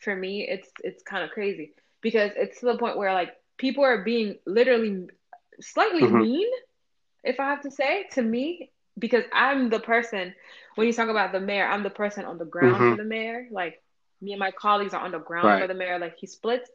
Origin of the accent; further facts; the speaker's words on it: Pétionville, Ouest, Haiti; moved away; growing up in Pétionville was interesting